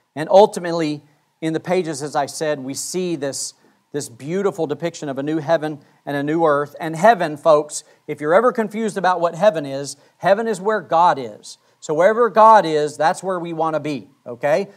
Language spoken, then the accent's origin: English; Wyoming, United States; I grew up in Wyoming.